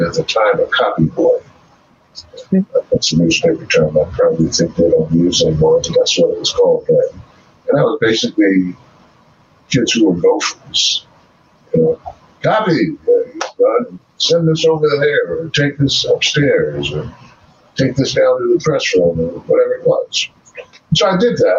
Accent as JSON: {"language": "English", "town": "Washington", "region": "District of Columbia", "country": "United States", "tie": "born or raised there", "also_born_or_lived": "South Africa", "moved": "as an adult", "said": "I was born and raised in Washington, D.C., except for the 20 years"}